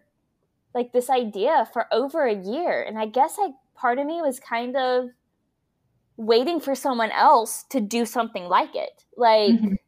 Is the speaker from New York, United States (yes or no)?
no; Fort Mill, South Carolina, United States; moved away; I love that I'm getting to do this in my hometown. Like, I will be totally honest, like growing up here in Fort Mill